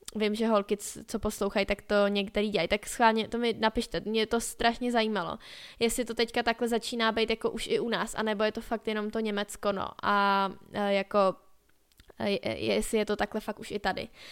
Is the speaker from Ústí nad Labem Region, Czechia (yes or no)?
no; Skalná, Karlovy Vary Region, Czechia; u nás ve Skalní